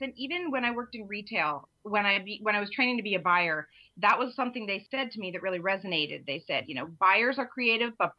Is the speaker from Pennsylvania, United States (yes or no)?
yes; Eastern Pennsylvania, United States; I'm from Pennsylvania, Eastern Pennsylvania.